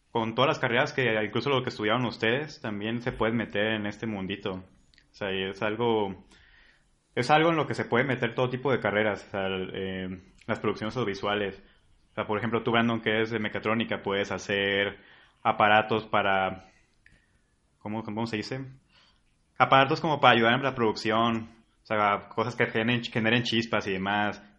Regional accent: Colima, Mexico; soy de Colima

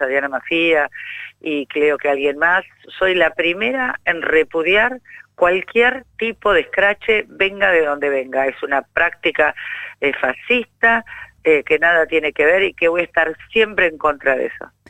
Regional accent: Buenos Aires, Argentina; como porteña, te lo digo

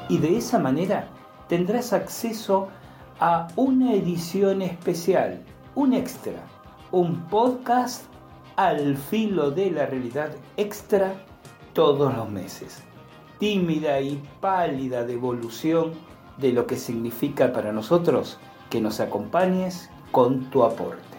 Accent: Chile; Yo vengo de Chile

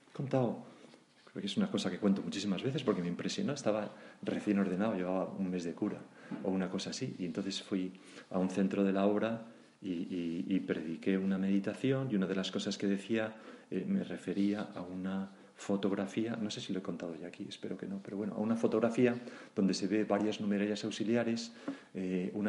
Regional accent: Granada, Andalusia, Spain; ya cuando me han jubilado, me he venido de vuelta a mi tierra, Granada, y ahora que tengo ochenta y tantos años

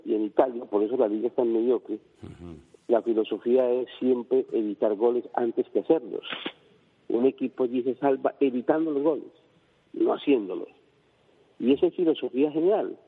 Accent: Colombia; como decimos nosotros en Colombia

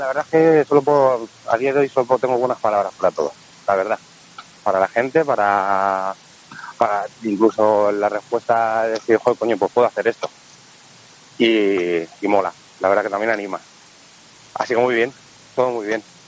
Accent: Madrid, Community of Madrid, Spain; accent: vallecano; mi inglés vallecano

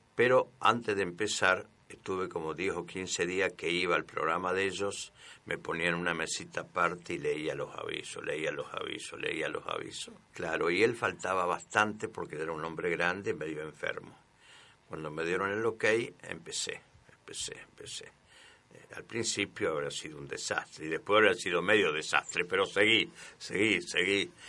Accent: Cruz Alta, Córdoba, Argentina; Yo soy de Cruz Alta.

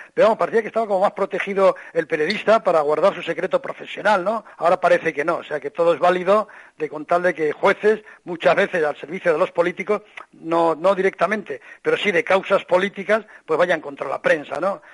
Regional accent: Spain; siendo español

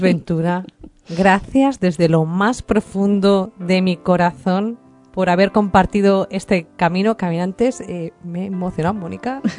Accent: Spain; aquí en España

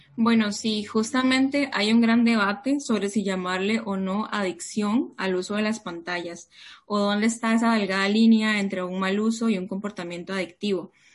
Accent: Costa Rica; moved away as an adult; also born or lived in Peru; now in Barcelona, Spain; yo nací en Perú, pero he crecido toda mi vida en Costa Rica

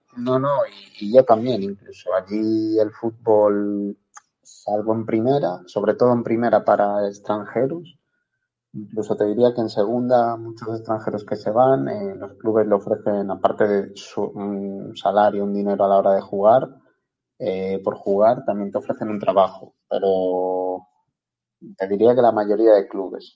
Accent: Cubillos del Sil, Castile and León, Spain; moved away as an adult; also born or lived in Gijón, Asturias / Iceland; nací en Cubillos del Sil, que es un pueblecito que está al lado de la ciudad de Ponferrada, en la comarca del Bierzo

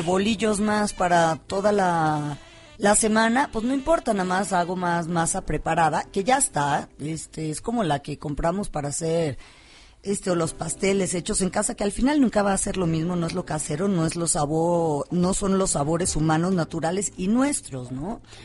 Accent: Guadalajara, Jalisco, Mexico; moved away; yo soy de Guadalajara

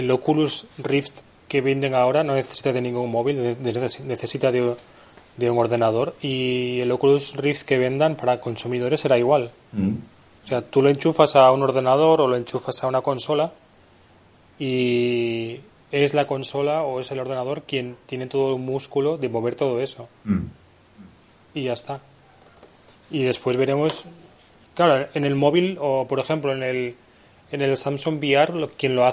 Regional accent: Camariñas, Galicia, Spain; ¿Tú te imaginas jugar por Alicante o por Sax o por, yo que sé, o por Camariñas, que es mi pueblo, mm.

